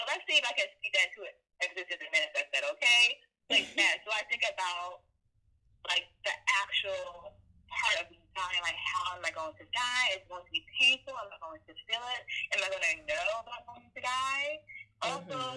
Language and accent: English; United States; I am Liberian American with family from West Africa. I'm the first one born here in my family in the U.S.